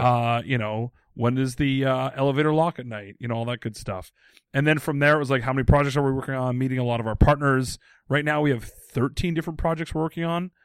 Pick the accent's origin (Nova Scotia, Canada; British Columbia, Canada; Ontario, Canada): British Columbia, Canada; Abbotsford; moved away; in my hometown of Abbotsford, B C